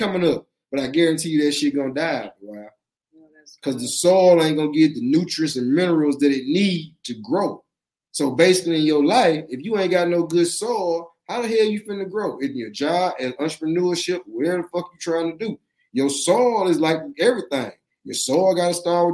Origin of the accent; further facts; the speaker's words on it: the South, United States; I'm from the South. You know, we farm and shit down here